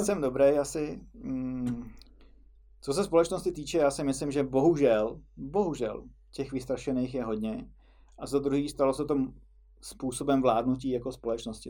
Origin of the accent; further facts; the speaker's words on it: Czechia; My to u nás v Čechách máme o něco snažší